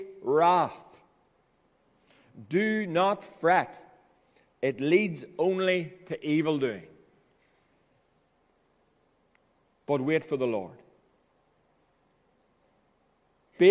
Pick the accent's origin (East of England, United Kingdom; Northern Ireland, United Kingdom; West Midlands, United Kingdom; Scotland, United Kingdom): Northern Ireland, United Kingdom; Ballyroney; I came home from Ballyroney BB enrollment. I was 7 years of age.